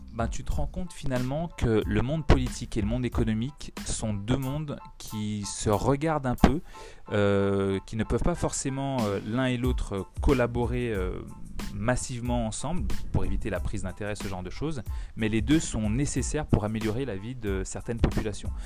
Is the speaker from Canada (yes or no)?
no; Guadeloupe; chez nous en Guadeloupe